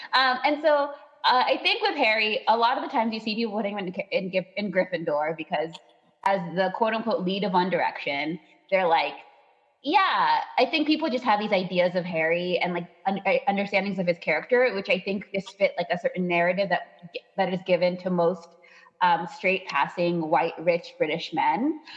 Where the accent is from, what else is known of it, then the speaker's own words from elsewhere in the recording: Ireland; I am from Ireland.